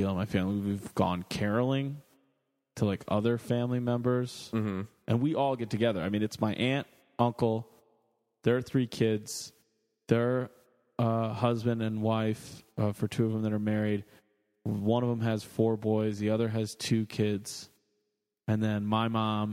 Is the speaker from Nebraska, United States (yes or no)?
no; Rochelle, Illinois, United States; moved away as an adult; also born or lived in Chicago, Illinois; born and raised in Rochelle, Illinois, the heartland, and then lived in Chicago for quite a while